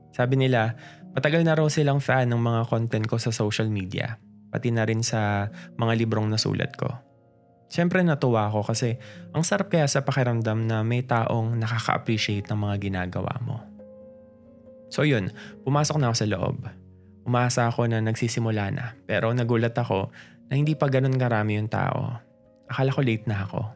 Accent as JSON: {"language": "Tagalog", "town": "Caloocan", "region": "Metro Manila", "country": "Philippines", "said": "taga North Caloocan ako na konting lakad na lang, Bulacan"}